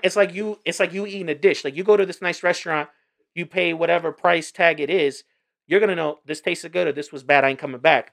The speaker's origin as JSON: {"language": "English", "region": "New York", "country": "United States", "tie": "born or raised there", "said": "I was born in New York"}